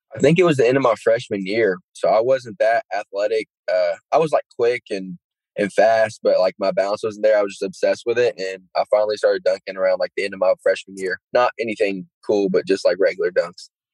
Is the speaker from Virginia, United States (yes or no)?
yes; Gate City, Virginia, United States; moved away; I'm not the kid from Gate City anymore